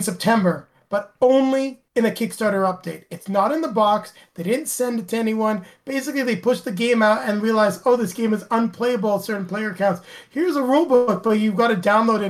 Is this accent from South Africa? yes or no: no; Canada; being Canadian